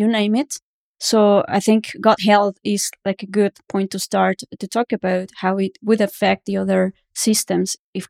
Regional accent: Mexico City, Mexico; now in Canada; I am from Mexico City

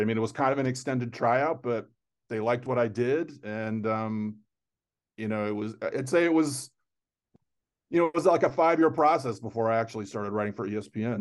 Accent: Fort Lauderdale, Florida, United States; I grew up in South Florida

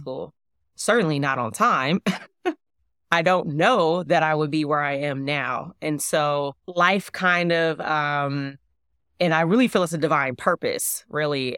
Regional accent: Oakland, California, United States; I am from Oakland, California, specifically East Oakland, specifically deep East Oakland

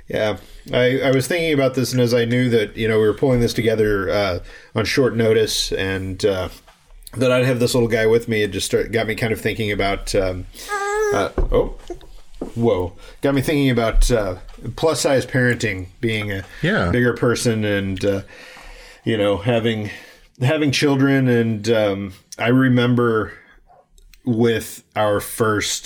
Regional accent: St. Louis, Missouri, United States; moved away; also born or lived in Las Vegas; I'm from St. Louis

